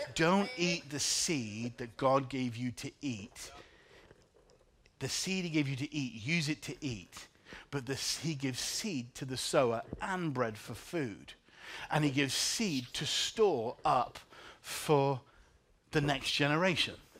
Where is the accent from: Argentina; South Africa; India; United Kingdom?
United Kingdom; England; now in Chicago, United States; I'm from England